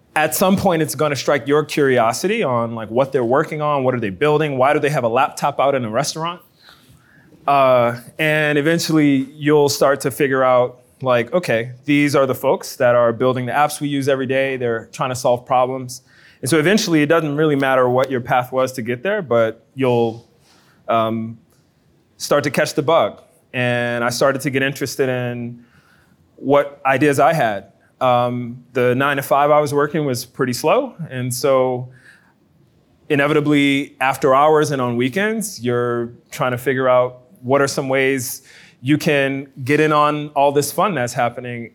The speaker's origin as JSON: {"language": "English", "town": "New Orleans", "region": "Louisiana", "country": "United States", "moved": "yes", "lives_now": "Baton Rouge, United States", "said": "I'm from New Orleans"}